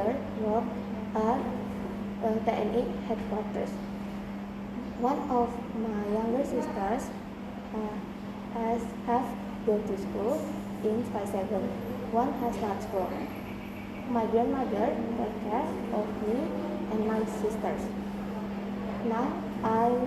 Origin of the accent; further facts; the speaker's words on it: Jakarta, Indonesia; I was born in Jakarta 1 January 2010.